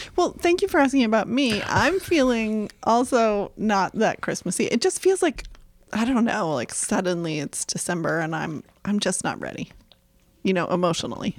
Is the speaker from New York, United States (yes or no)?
no; Topsham, Maine, United States; Topsom, Maine